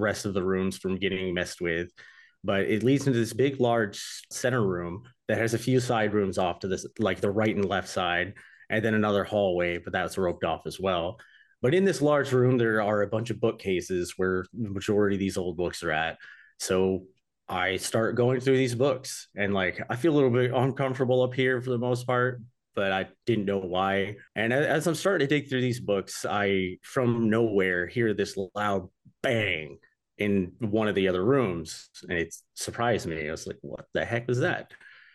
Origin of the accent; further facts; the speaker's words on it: Nashville, Michigan, United States; I grew up in Nashville, Michigan